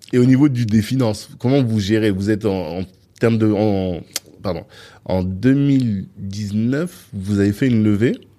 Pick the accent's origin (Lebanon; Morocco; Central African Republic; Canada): Central African Republic; je viens de Centrafrique